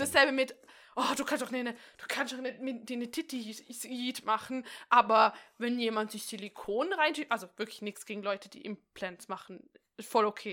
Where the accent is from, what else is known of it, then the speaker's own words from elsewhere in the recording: Austria; bei uns in Österreich